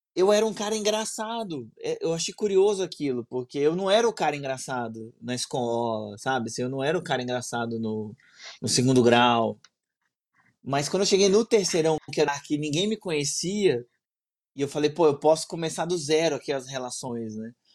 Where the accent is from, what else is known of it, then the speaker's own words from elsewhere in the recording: Brasília, Federal District, Brazil; eu sou de Brasília